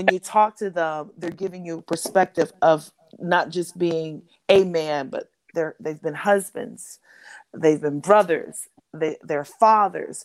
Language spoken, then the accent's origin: English; New York City, New York, United States; I am from Harlem